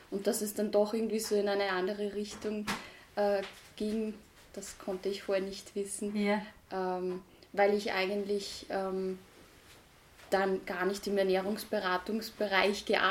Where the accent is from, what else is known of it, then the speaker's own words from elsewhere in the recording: Austria; Aber es gab auch nicht wirklich was, gerade bei uns in Österreich, das sich wirklich auf veganes Backen konzentriert